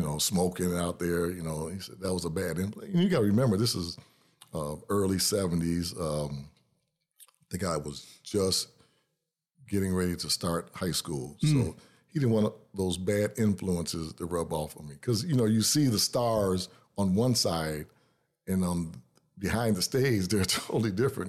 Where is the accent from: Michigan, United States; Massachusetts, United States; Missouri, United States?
Michigan, United States; Detroit; now in Lansing, United States; I was born and raised in Detroit